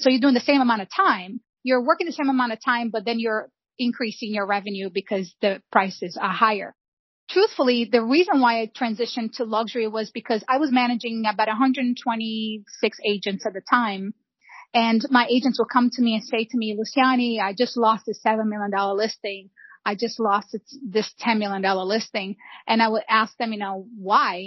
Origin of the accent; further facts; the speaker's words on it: São João de Meriti, Rio de Janeiro, Brazil; now in United States; I was born and raised in Rio de Janeiro.